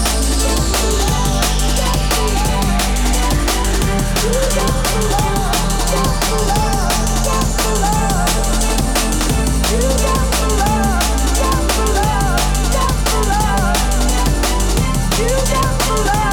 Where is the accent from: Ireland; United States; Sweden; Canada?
Canada; we're Canadian.